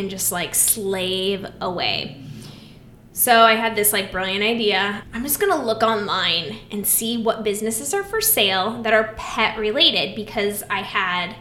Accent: Iowa, United States; I'm from Iowa, farm girl

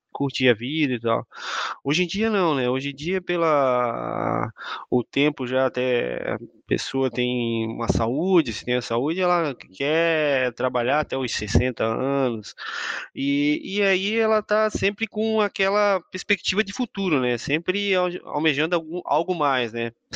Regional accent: Imbituba, Santa Catarina, Brazil; also born or lived in São Mateus do Sul / São Francisco do Sul; now in Florianópolis, Brazil; eu sou natural de Imbituba, aqui perto de Florianópolis

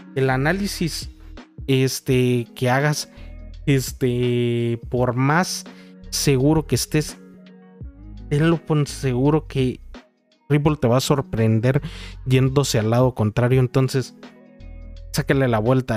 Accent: Mexico; yo soy de México y aquí existe uno de los unicornios eh, de nuestro país

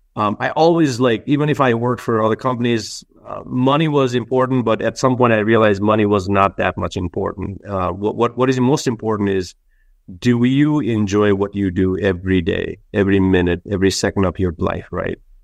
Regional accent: Nepal; now in United States; we grew up in Nepal

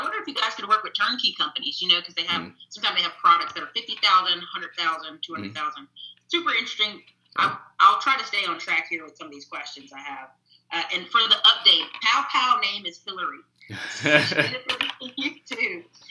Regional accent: North Carolina, United States; now in Texas, United States; I was from North Carolina

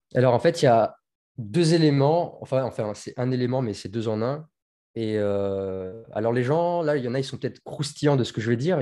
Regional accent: Tours, Centre-Val de Loire, France; moved away as an adult; also born or lived in Marseille; je suis de Tours. J'habitais en Touraine, j'ai vécu toute mon adolescence là-bas.

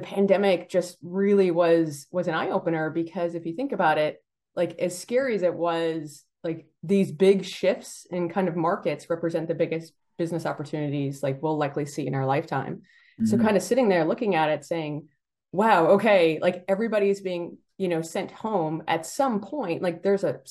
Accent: Buffalo, New York, United States; I grew up in Buffalo, New York, and in Buffalo, there's a Ford stamping plant.

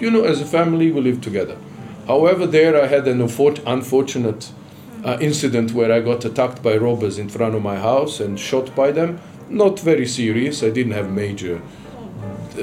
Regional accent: Sarajevo, Federation of Bosnia and Herzegovina, Bosnia & Herzegovina; moved away as an adult; now in Tanzania; the UN High Commissioner for Refugees office in Sarajevo, my hometown, during the war

